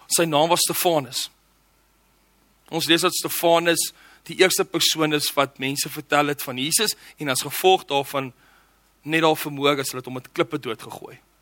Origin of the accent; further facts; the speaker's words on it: Johannesburg, Gauteng, South Africa; ek het groot geword in Johannesburg